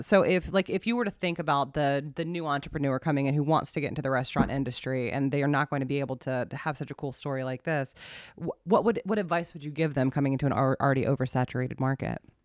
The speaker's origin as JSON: {"language": "English", "region": "South Carolina", "country": "United States", "also_born_or_lived": "Arlington, Virginia", "moved": "as an adult", "lives_now": "Woodbridge, United States", "said": "I'm from South Carolina originally"}